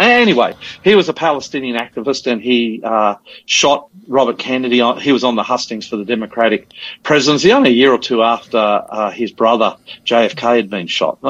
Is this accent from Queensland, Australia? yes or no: yes; Queensland, Australia; now in Sydney, Australia; That's Queensland, being a Queenslander.